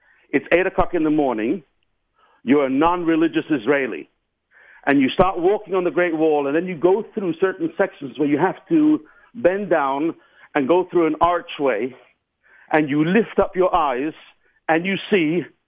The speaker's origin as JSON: {"language": "English", "region": "England", "country": "United Kingdom"}